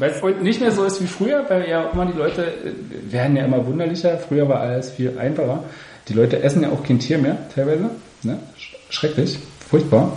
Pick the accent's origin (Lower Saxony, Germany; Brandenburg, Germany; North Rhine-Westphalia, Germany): Brandenburg, Germany; near the Spreewald; moved away; Ich komme aus, dem, also aus der Nähe des Spreewalds